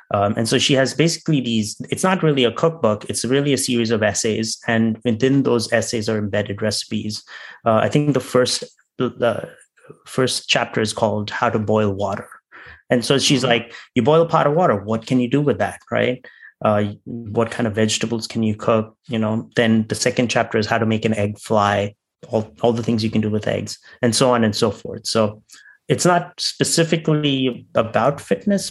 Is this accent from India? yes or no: yes; India; I'm from India